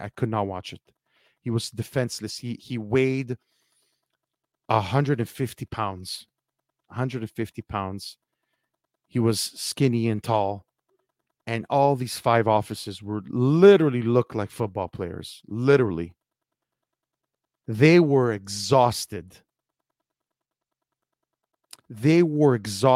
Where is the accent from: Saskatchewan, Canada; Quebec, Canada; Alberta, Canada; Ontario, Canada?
Quebec, Canada; Montreal; I come from Montreal, Quebec